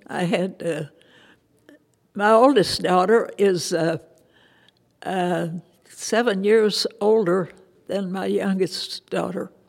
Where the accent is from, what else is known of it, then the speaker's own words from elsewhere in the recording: Kentucky, United States; moved away as an adult; also born or lived in Evansville / Indianapolis; No, I grew up in Kentucky. I was born in Kentucky and lived there until I graduated from high school